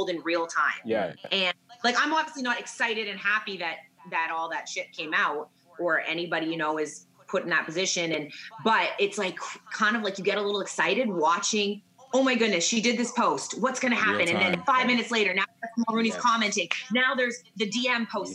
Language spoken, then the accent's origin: English; Vancouver, British Columbia, Canada; moved away as an adult; also born or lived in Saskatoon / Calgary; I'm from Vancouver, went to Saskatoon, Calgary, then here